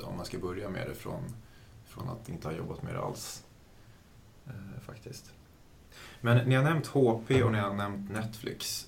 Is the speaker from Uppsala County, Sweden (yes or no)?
yes; Uppsala, Uppsala County, Sweden; moved away; Jag ska vara hemma i Uppsala och hänga med familjen